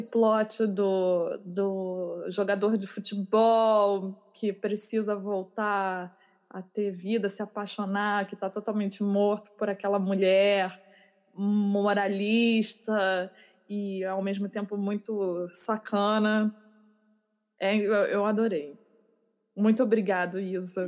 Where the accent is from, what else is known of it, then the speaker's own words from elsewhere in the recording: Rio de Janeiro, Brazil; moved away; Eu, eu, eu cresci na Zona Sul